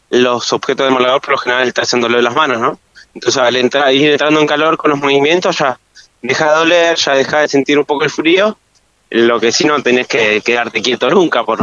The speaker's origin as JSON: {"language": "Spanish", "town": "Río Gallegos", "region": "Santa Cruz", "country": "Argentina", "tie": "born or raised there", "said": "Yo soy nacido y criado acá"}